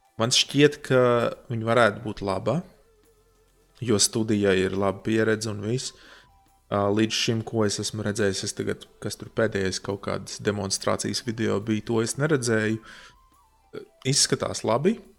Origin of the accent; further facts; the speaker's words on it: Latvia; es esmu no Latvijas